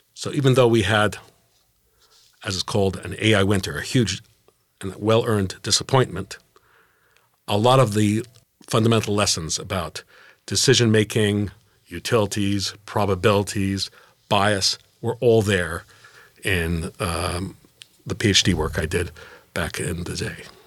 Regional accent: Geneva, Switzerland; moved away as an adult; now in United States; Growing up in Geneva

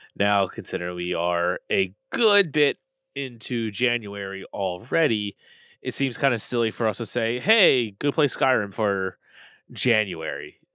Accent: Maryland, United States; I'm from Maryland

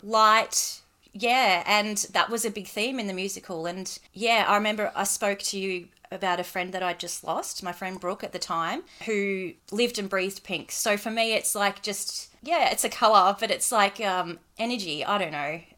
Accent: Reservoir, Victoria, Australia; I'm from Reservoir

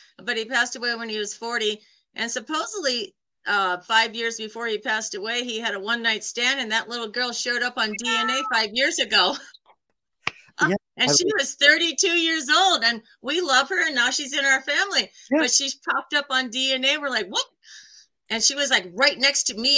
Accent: Iowa, United States; moved away; also born or lived in New York City; I'm from Iowa. I'm from a small town in Iowa.

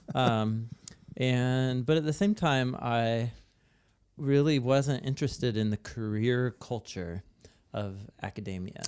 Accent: Portland, Oregon, United States; I grew up in Portland, Oregon

